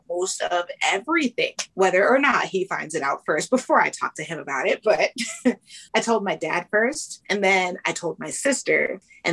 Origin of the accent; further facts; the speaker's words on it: Canada; I was born in Canada into a Jamaican family